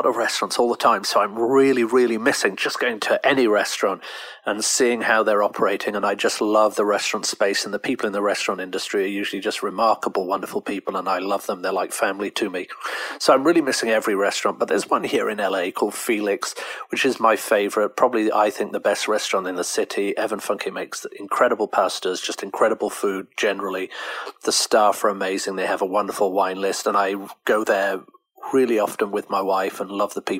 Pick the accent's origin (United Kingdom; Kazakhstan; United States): United Kingdom; I'm British